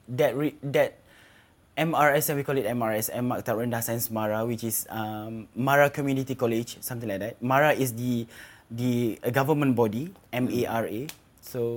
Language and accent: English; Lake Chini, Pahang, Malaysia; also born or lived in Maran, Pahang; I moved to Lake Chini, my village. And I've been raised there and grown up there